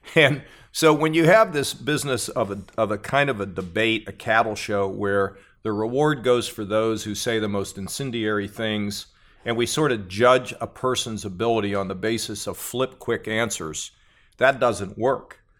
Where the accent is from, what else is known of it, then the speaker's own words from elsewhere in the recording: United States; I was born in America